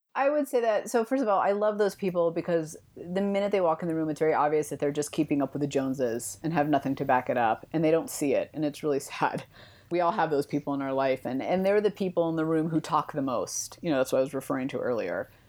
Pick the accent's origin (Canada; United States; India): United States; East Bay, California; now in Denver, United States; I grew up in the East Bay